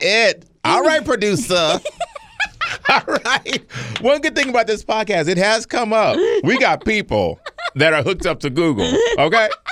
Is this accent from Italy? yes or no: no; Cleveland, Ohio, United States; I'm from Cleveland